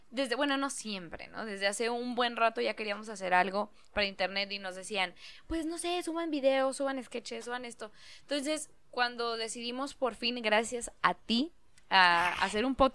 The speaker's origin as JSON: {"language": "Spanish", "region": "northern Mexico", "country": "Mexico", "said": "Es que somos norteños"}